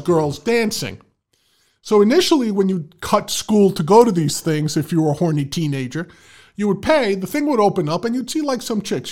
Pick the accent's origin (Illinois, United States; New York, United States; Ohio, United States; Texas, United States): New York, United States; New York City; moved away; I was from the Bronx. Anything east of Manhattan was Long Island to me